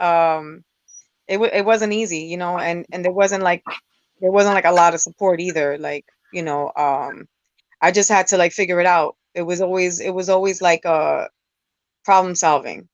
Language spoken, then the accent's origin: English; New York City, New York, United States; I represent New York City. I'm from the Bronx